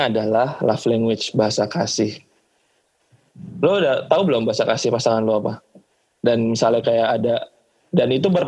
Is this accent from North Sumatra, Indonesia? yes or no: yes; North Sumatra, Indonesia; pas lagi siapin nikah ya karena gue kebetulan orang Batak ya keluarga gue